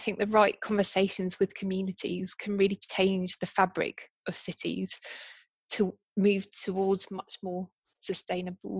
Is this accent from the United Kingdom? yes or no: yes; United Kingdom; I'm British